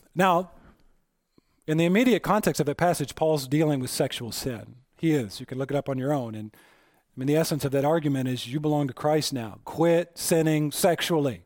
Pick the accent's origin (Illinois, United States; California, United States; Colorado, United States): Colorado, United States; Aurora; I was born in Aurora Presbyterian Hospital in Aurora, Colorado